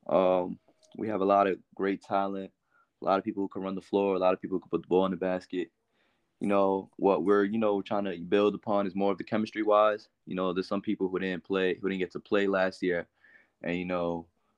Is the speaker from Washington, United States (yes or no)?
no; Bogota, New Jersey, United States; also born or lived in Englewood, New Jersey / Teaneck, New Jersey; originally I grew up in Bogota, New Jersey